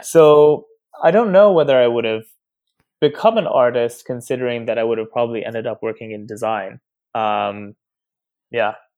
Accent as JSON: {"language": "English", "region": "Nairobi", "country": "Kenya", "tie": "born or raised there", "moved": "yes", "lives_now": "Brooklyn, United States", "said": "I grew up in Nairobi, Kenya"}